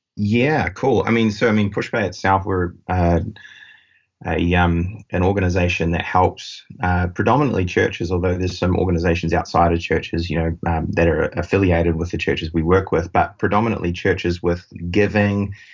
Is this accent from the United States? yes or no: no; New Zealand; accent: New Zealand; moved away as an adult; we do have about 100 of our team down in New Zealand, uh, which is where my accent is from